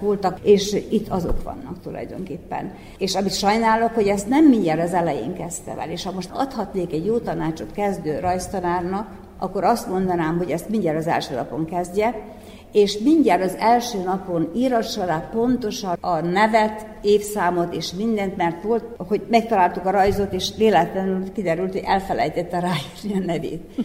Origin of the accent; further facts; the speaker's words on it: Skorenovac, Vojvodina, Serbia; Székelykeve, ahol születtem és ahol éltem